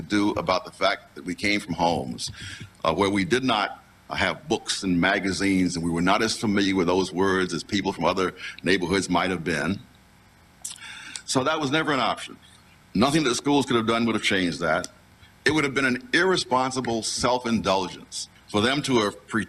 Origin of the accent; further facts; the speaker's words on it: New York City, New York, United States; when I was a kid growing up in Harlem